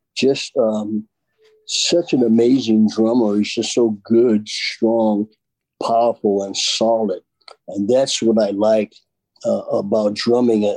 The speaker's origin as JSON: {"language": "English", "region": "England", "country": "United Kingdom", "accent": "English", "said": "doing it my English accent"}